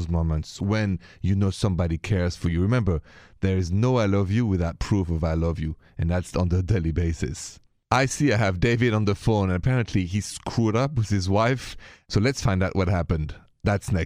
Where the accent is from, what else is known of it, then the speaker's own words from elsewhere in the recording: France; I'm from France.